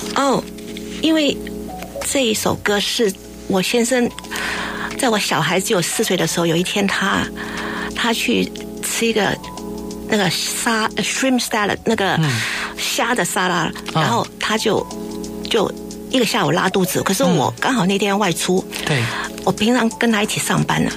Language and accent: Chinese; Hong Kong; now in Taipei, Taiwan; 我小时候住在香港，嗯。出生长大在那里，每天就是对着那个海啊